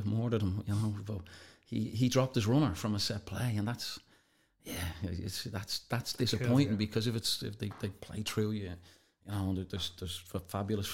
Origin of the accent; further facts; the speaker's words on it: Ireland; we're Irish